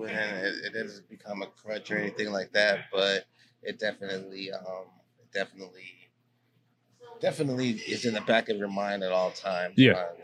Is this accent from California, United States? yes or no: yes; San Francisco, California, United States; We beat a lot of odds growing up in San Francisco.